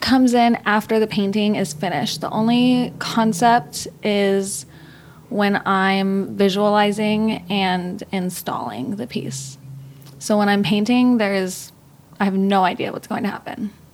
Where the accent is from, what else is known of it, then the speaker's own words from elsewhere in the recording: Texas, United States; moved away as an adult; now in Los Angeles, United States; I was born and raised in Texas. I lived there for 26 years before I moved here four years ago